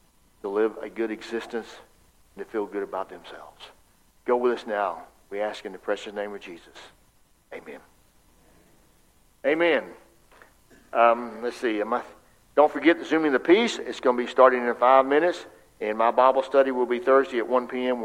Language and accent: English; Fort Meade, Florida, United States; where I'm from Fort Meade and Bartow and Mulberry and that area